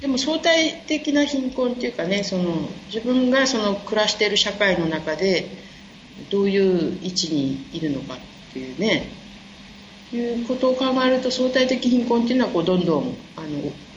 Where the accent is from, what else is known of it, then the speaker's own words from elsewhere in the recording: Japan; 日本であの生まれ育ったのが結構田舎な方